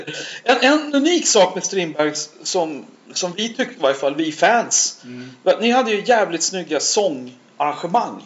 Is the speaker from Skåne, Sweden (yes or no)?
no; Stockholm, Stockholm County, Sweden; jag växte upp i Skärholmen